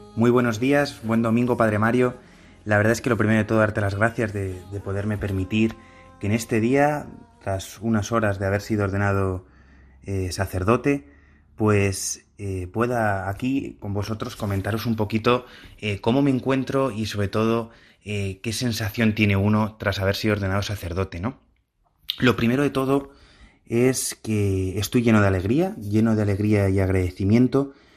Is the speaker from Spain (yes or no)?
yes; Madrid, Community of Madrid, Spain; Yo pertenezco, salí de la parroquia de San Ricardo, en el barrio de Argüelles, y pues eso, desde pequeñito yo fui viendo cómo el Señor me llamaba.